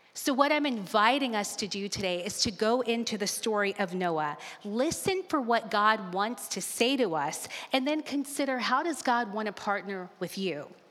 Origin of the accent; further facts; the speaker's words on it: Alabama, United States; I grew up in Alabama